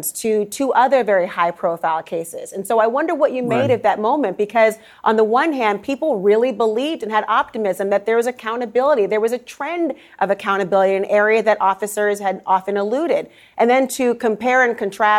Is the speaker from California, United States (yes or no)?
no; Minnesota, United States; this is our home state. We're both from Minnesota